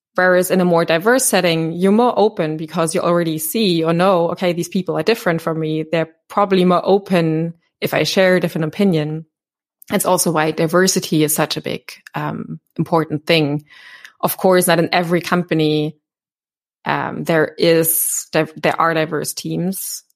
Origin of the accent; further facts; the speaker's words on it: Berlin, Germany; I'm born and raised in Berlin